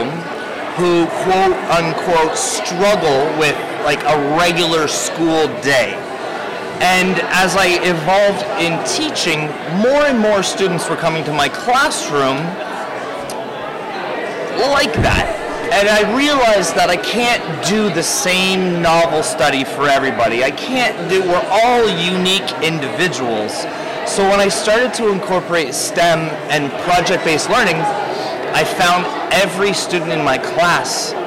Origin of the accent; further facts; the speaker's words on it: Ontario, Canada; I am a teacher from Ontario, Canada.